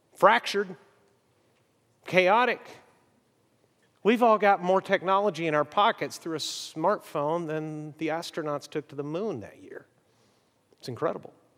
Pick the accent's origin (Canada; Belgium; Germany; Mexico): Mexico; moved away; When I was a little kid growing up in Mexico